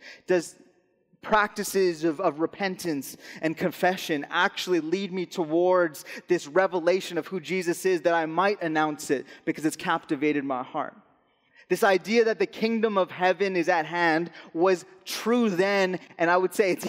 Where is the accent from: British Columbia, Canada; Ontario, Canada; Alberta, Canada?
Alberta, Canada; moved away as an adult; I'm originally from Alberta. We moved out here in the summer of 2017.